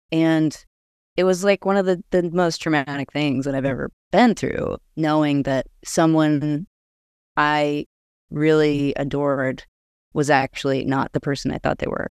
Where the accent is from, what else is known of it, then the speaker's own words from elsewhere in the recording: Austin, Texas, United States; I am a musician from Austin, Texas